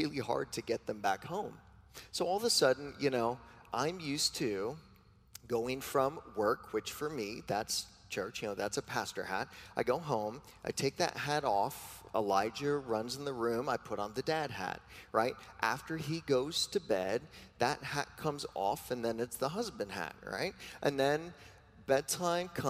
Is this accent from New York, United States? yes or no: yes; New York, United States; I am a New Yorker